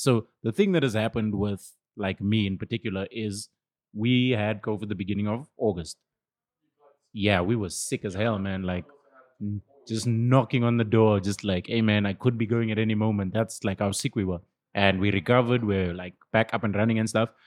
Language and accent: English; Benoni, Gauteng, South Africa; this is my hometown. Uh, I live like 20 minutes from here